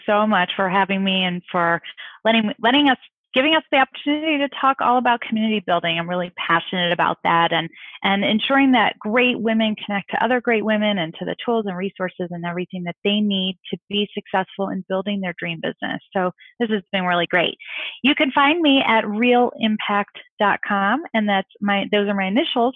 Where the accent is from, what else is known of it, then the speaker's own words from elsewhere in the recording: St. Louis, Missouri, United States; I'm from St. Louis